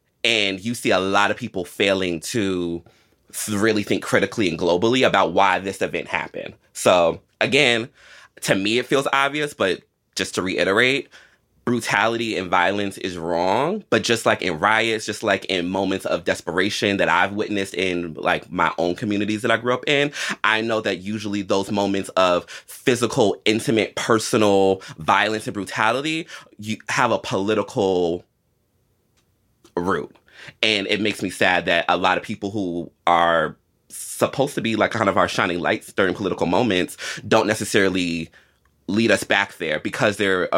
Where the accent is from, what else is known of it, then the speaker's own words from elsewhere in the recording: United States; because I think that is the biggest privilege of being an American